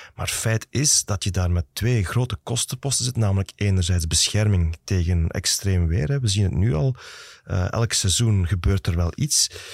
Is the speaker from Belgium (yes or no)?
yes; Flanders, Belgium; bij ons in Vlaanderen